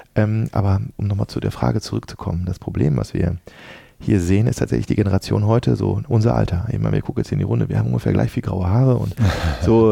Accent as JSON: {"language": "German", "town": "Dortmund", "region": "North Rhine-Westphalia", "country": "Germany", "tie": "born or raised there", "moved": "yes", "said": "Ich bin in Dortmund groß geworden"}